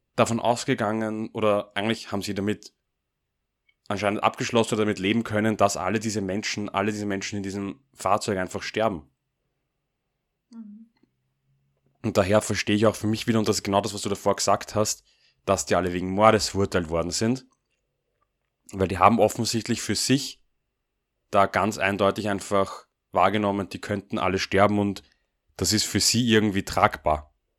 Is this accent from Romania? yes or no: no; Austria; Als Österreicher